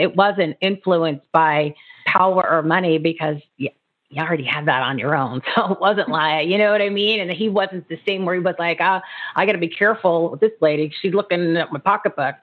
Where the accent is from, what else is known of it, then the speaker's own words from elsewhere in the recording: New Jersey, United States; I grew up in New Jersey